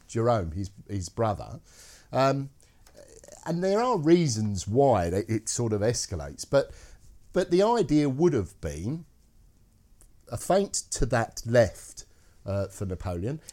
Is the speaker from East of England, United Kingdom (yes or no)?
no; Scotland, United Kingdom; being Scottish, I can't do the Scottish accent.